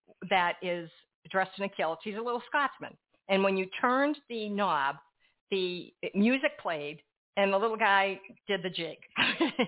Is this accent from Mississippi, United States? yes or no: no; Framingham, Massachusetts, United States; I was brought up in Framingham, Massachusetts